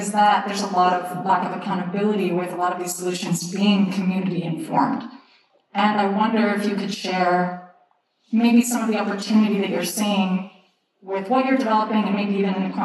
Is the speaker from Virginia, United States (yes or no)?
no; Texas, United States; I'm from Texas, from the US.